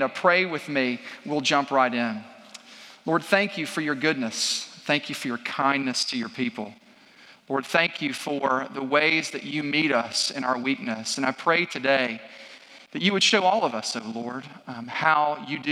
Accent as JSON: {"language": "English", "town": "Franklin", "country": "United States", "said": "I'm from Franklin."}